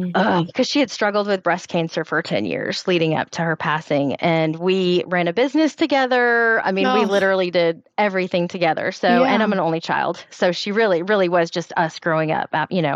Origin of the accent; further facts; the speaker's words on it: Tennessee, United States; I'm from Tennessee